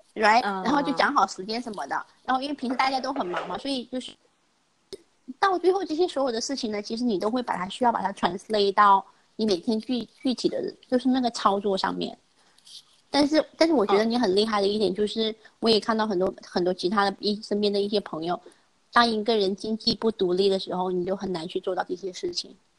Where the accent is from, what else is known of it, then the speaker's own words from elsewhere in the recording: China; moved away as an adult; also born or lived in United States; 我们从小在中国那个成长的环境里面